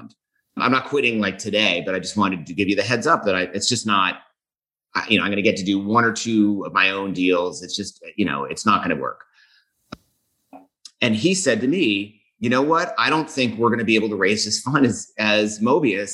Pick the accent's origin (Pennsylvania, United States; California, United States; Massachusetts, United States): Massachusetts, United States; Boston; moved away as an adult; also born or lived in St. Paul, Minnesota / New York City / Denver, Colorado; now in Colorado, United States; I'm from Boston. I grew up in the Boston area